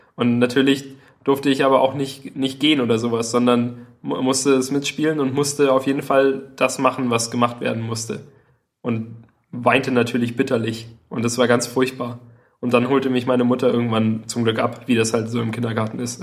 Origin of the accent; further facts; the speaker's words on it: Southern Germany, Germany; wir kannten ja Berge als, als Süddeutsche